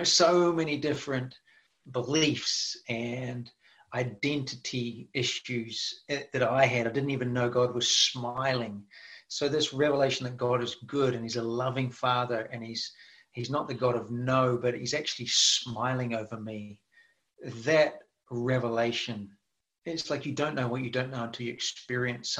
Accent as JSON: {"language": "English", "country": "New Zealand", "moved": "yes", "lives_now": "Redding, United States", "said": "I'm originally from New Zealand"}